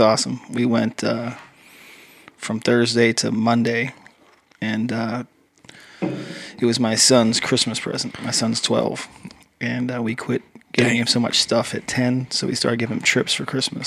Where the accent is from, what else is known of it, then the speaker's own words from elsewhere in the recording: Western Pennsylvania, United States; moved away; also born or lived in Southern California; I grew up in uh, Western Pennsylvania